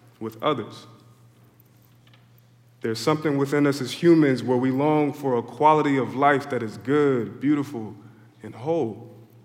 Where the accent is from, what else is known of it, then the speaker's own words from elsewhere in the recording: Philadelphia, Pennsylvania, United States; I grew up in Philly